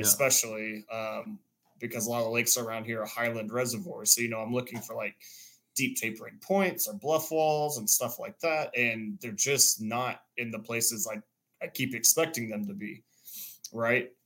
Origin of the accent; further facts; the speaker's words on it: near Houston, Texas, United States; also born or lived in Dallas; now in Austin, United States; I grew up near Houston